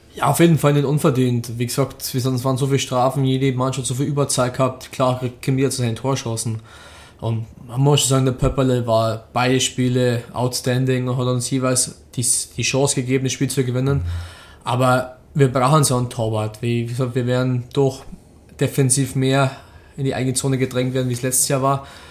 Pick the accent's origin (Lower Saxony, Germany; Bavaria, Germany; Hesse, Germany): Bavaria, Germany; Rosenheim; also born or lived in Düsseldorf; ich bin gebürtiger Rosenheimer, ich habe den ganzen Nachwuchs durchlaufen